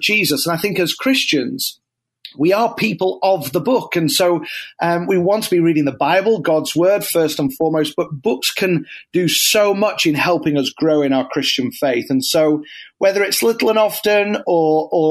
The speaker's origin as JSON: {"language": "English", "country": "United Kingdom", "moved": "as an adult", "lives_now": "United States", "said": "I'm not from around here. I'm originally a Brit"}